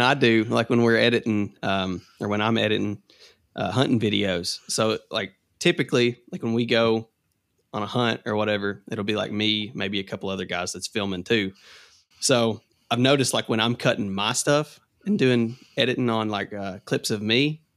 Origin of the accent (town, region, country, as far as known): Kentucky, United States